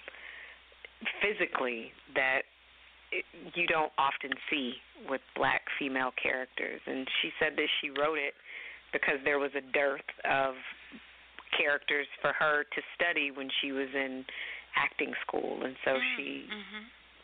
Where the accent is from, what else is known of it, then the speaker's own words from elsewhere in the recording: Detroit, Michigan, United States; moved away as an adult; as a young woman growing up in Detroit, a predominantly black city in the 80s and 90s